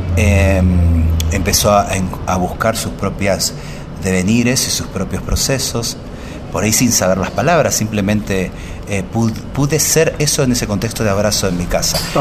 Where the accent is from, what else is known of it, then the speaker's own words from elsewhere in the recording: Buenos Aires, Argentina; Yo nací acá en Buenos Aires, de mamá tucumana y de papá pampeano.